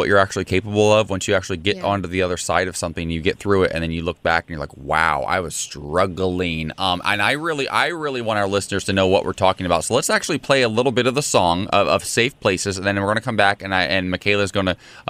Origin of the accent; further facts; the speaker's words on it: Ohio, United States; my home state of Ohio